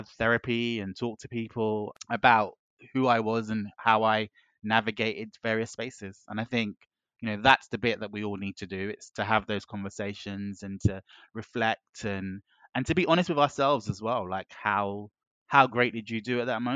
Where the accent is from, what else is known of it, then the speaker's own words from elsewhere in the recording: London, United Kingdom; coming from the spaces I did growing up in West London, I grew up in a melting pot.